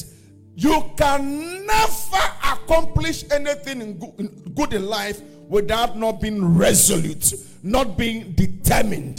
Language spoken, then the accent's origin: English; Accra, Greater Accra, Ghana; also born or lived in Kotobabi, Ghana; I was born in Ghana at a place called Kotobebi. I don't know where, if you know where that is. And I was raised at a place called Alajo.